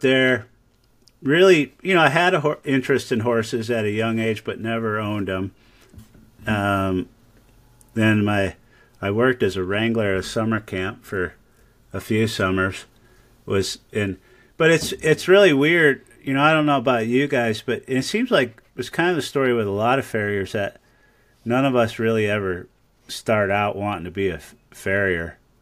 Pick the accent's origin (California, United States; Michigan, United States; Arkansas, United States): Michigan, United States; now in Ames, United States; I grew up in Michigan